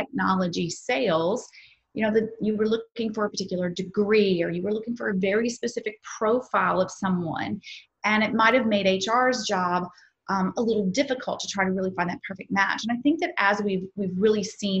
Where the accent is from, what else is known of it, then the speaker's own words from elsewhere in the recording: the South, United States; I'm from the South